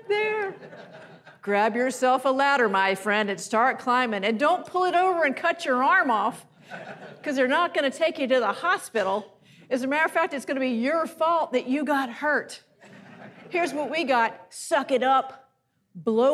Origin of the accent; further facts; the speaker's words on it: Athens, Georgia, United States; moved away; I am originally from Athens, Georgia